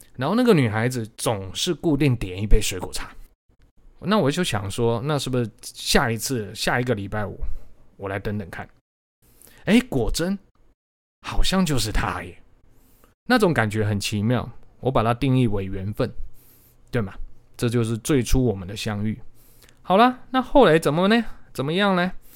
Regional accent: Changhua County, Taiwan; 我是彰化人啊，我念彰化高中

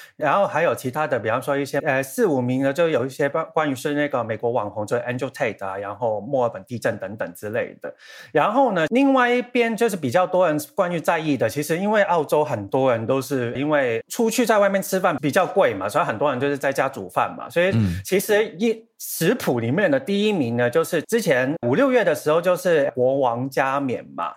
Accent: Hong Kong; 我是香港人

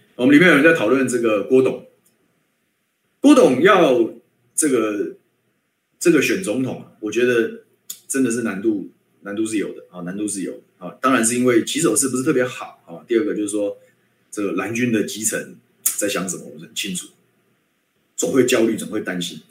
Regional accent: Guishan, Taoyuan, Taiwan; 我的家乡

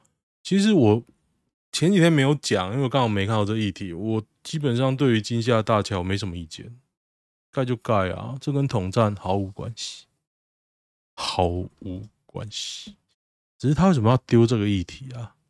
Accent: Taiwan; 我是台湾人，哈哈哈。

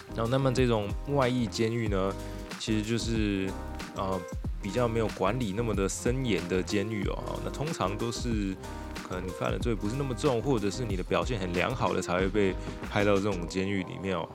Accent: Xinying, Tainan, Taiwan; 新营算是我的家乡

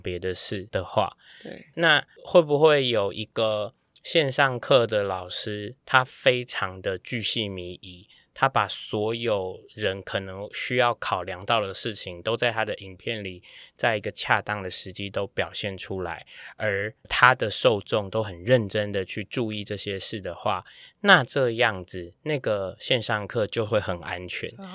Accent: Taiwan; 我们台湾人

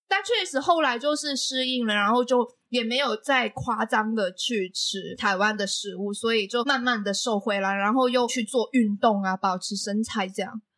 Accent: Macau; now in Taiwan; 我是来自澳门的

